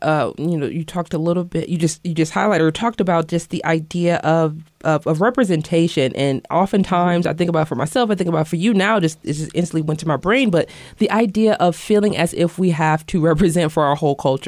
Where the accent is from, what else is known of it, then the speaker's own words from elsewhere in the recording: Detroit, Michigan, United States; I grew up in the Warrendale community, which is around Dearborn and Dearborn Heights and Redford.